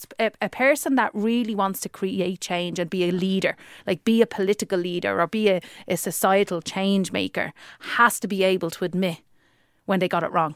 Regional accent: Dublin, Leinster, Ireland; accent: working class

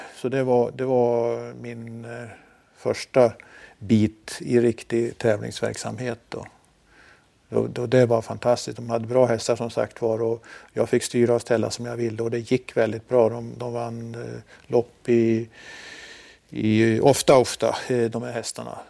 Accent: Forsa, Gävleborg County, Sweden; moved away; Jag eh, kommer från en liten eh, by i Hälsingland som heter Forsa

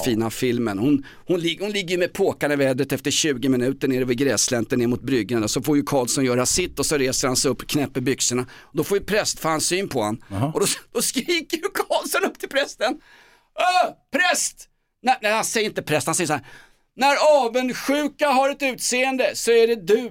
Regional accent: Stockholm, Stockholm County, Sweden; Den handlar om min uppväxt i Vällingby och Grimsta

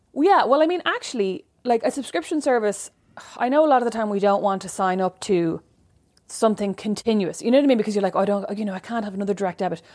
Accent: Ireland; moved away; I'm Irish.

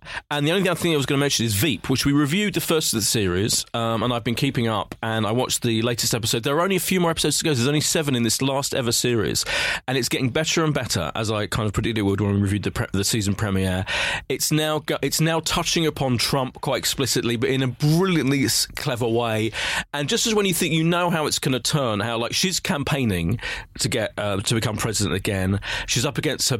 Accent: East of England, United Kingdom; I'm from Essex.

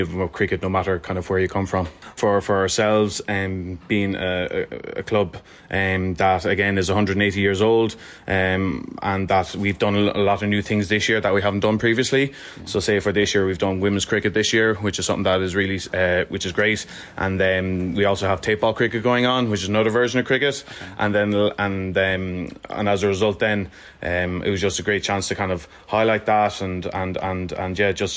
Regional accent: Kilkenny, Leinster, Ireland; I'm from Kilkenny

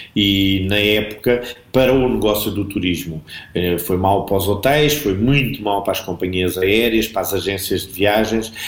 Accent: Arronches, Alentejo, Portugal; eu sou alentejano

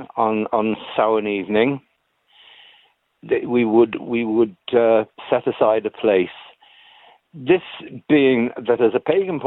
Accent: Isle of Man; now in Cork, Ireland; As a child, I grew up in the Isle of Man

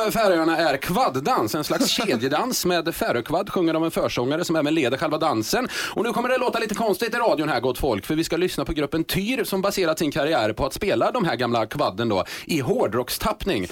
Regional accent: Skara, Västra Götaland, Sweden; Jag är från Skara

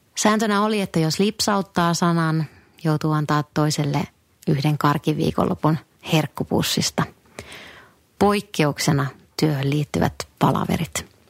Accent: northern Finland, Finland; moved away; Kotipuolessa pohjoisessa

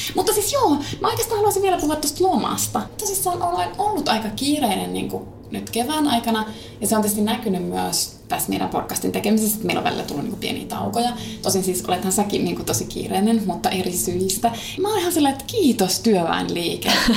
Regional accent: Kiuruvesi, North Savo, Finland; Minähän olen kotoisin Kiurvedeltä pohjoissa vasta siitä ajaa puolitoista tuntia Kajaaniin

